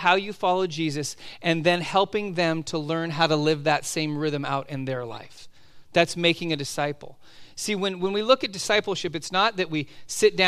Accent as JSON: {"language": "English", "region": "Southern California", "country": "United States", "tie": "born or raised there", "also_born_or_lived": "Oregon", "moved": "as an adult", "said": "growing up in Southern California"}